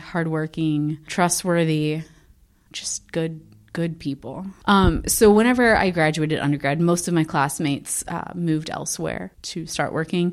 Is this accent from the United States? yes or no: yes; Texas, United States; moved away as an adult; also born or lived in South Dakota; now in Sioux Falls, United States; I moved to South Dakota in 2012. I'm originally from Texas